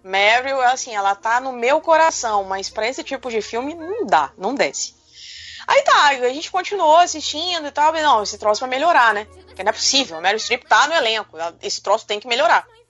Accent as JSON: {"language": "Portuguese", "country": "Brazil", "said": "eu sou brasileira"}